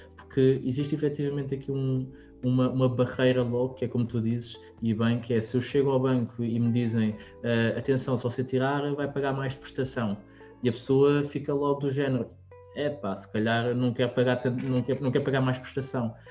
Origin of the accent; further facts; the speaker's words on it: Lisbon, Portugal; nós somos de Lisboa